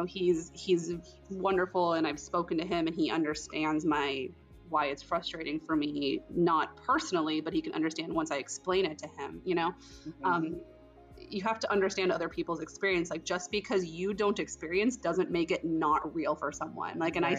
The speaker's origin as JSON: {"language": "English", "region": "Florida", "country": "United States", "tie": "born or raised there", "said": "But I grew up in South Florida, so there's a lot of Hispanic people around me."}